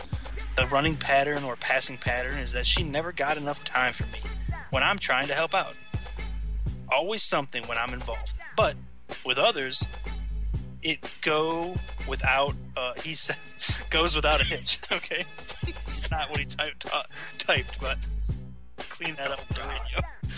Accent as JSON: {"language": "English", "town": "Las Vegas", "region": "Nevada", "country": "United States", "said": "So I'm from Vegas, and I'm good with a shank. So, like, I'm …."}